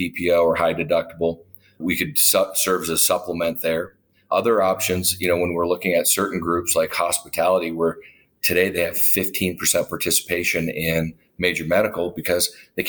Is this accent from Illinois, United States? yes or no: no; Duluth, Minnesota, United States; moved away as an adult; my hometown in Duluth